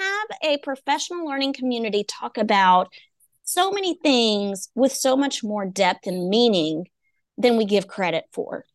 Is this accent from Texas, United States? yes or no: yes; East Texas, United States; I'm from East Texas.